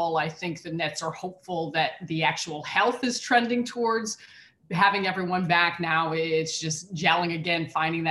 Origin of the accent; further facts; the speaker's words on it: Chicago, Illinois, United States; I born and raised in Chicago